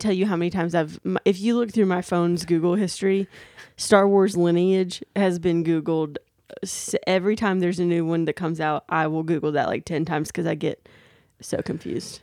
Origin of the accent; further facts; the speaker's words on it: Daphne, Alabama, United States; We were also in my hometown